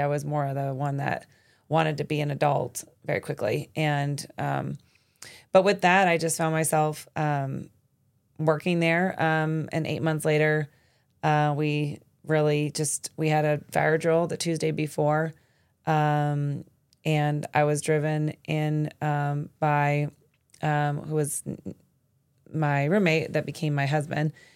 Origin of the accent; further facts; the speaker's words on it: Arizona, United States; moved away as an adult; also born or lived in New York City; born and raised in Arizona and then was able to go to New York City